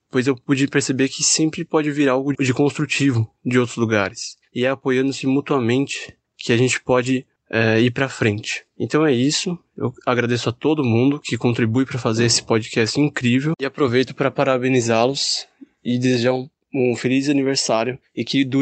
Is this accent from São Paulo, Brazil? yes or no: yes; São Paulo, Brazil; eu tenho 28 anos, sou de São Paulo, sou geólogo.